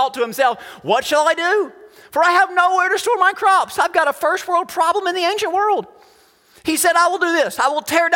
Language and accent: English; United States